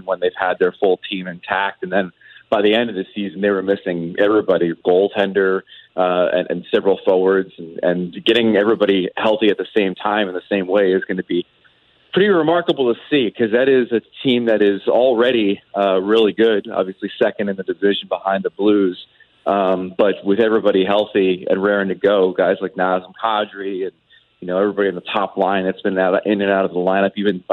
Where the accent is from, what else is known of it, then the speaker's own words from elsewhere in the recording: New Jersey, United States; I grew up in Jersey.